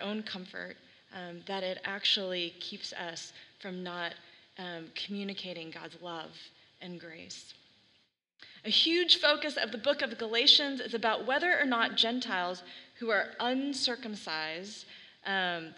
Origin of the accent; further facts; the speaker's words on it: Texas, United States; now in Oregon, United States; when I was growing up in Texas